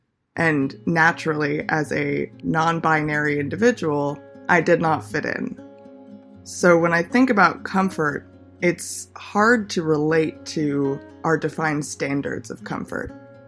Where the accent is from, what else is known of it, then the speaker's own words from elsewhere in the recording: Los Angeles, California, United States; Growing up in Los Angeles, I've always been surrounded by stereotypes, norms.